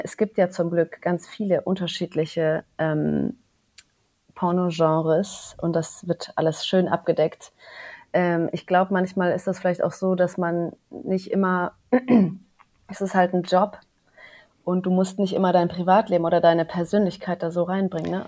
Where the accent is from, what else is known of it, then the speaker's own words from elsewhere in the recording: Cologne, North Rhine-Westphalia, Germany; moved away; also born or lived in Düsseldorf; Ich habe damals noch in Köln gelebt, also ich komme aus Köln übrigens